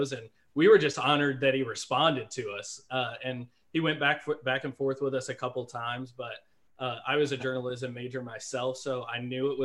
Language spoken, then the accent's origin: English; Denver, Colorado, United States; also born or lived in Atlanta; now in Independence, United States; I was born in Denver from when the Broncos won all their Super Bowls